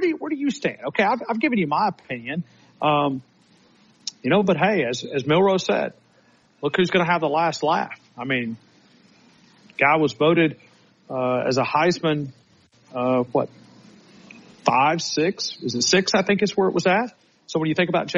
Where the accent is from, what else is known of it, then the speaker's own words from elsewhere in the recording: Blount County, Alabama, United States; I'm from Blount County.